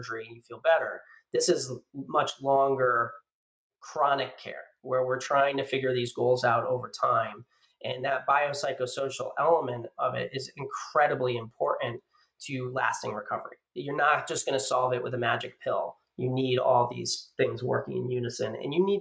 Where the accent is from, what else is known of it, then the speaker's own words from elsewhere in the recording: Connecticut, United States; I'm from Connecticut and I get the benefit of really good healthcare based on where I live